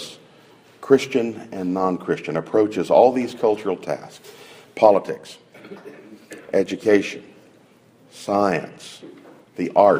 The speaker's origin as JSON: {"language": "English", "region": "California", "country": "United States", "said": "my home state of California"}